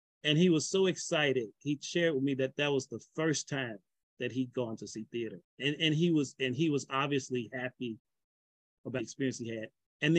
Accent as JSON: {"language": "English", "region": "Mississippi", "country": "United States", "also_born_or_lived": "Los Angeles / Texas", "moved": "yes", "lives_now": "Atlanta, United States", "said": "Very excited to be here. I'm originally from Mississippi. I've lived in and out of the Atlanta area since 1991."}